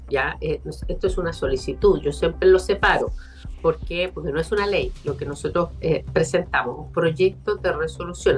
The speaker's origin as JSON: {"language": "Spanish", "town": "Concepción", "region": "Biobío", "country": "Chile", "said": "quienes somos de Concepción, eh, de Bio, Bio"}